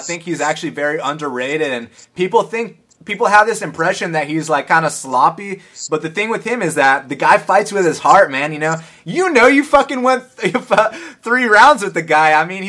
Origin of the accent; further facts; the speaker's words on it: Atlanta, Georgia, United States; George Lockhart's from my hometown, ATL.